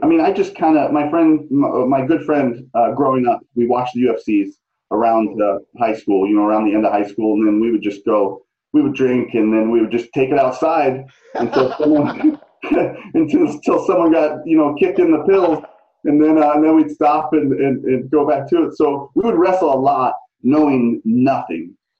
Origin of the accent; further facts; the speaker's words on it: St. Louis, Missouri, United States; moved away; I'm from the Midwest, though. You know that. I'm from yeah. St. Louis